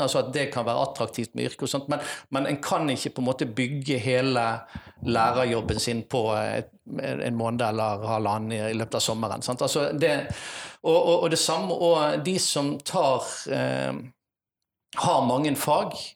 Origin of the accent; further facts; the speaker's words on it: Vikersund, Buskerud, Norway; now in Bergen, Norway; Men jeg har faktisk hatt veldig store deler av oppveksten min på Østlandet. I Vikersund, Modum kommune. Der hadde jeg nesten hele skoletiden min